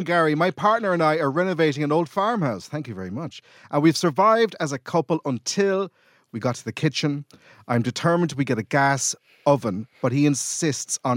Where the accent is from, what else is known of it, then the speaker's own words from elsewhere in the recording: Ireland; I suppose as an Irish person